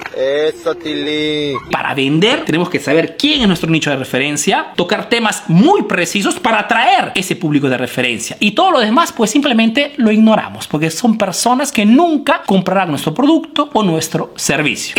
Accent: Peru; now in Italy

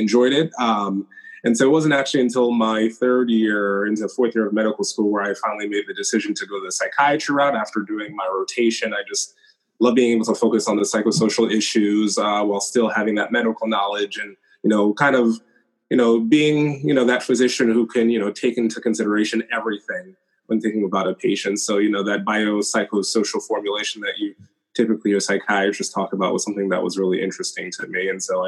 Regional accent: Rockland County, New York, United States; moved away as an adult; also born or lived in Binghamton, New York / Washington, D.C. / New Jersey; now in Cambridge, United States; My hometown is Rockland County in New York

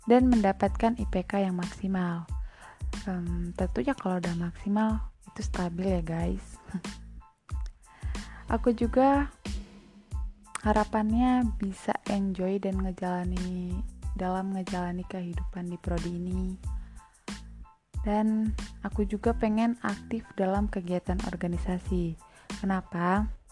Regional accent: Lampung, Indonesia; Aku berasal dari Kabupaten Waikanan Lampung, lebih tepatnya di Kecamatan Pakuan Ratu.

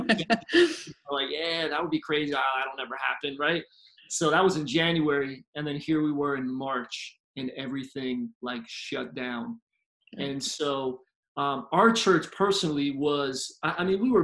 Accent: Philadelphia, Pennsylvania, United States; moved away as an adult; now in Tampa, United States; I'm originally from Philly, grew up as a PK

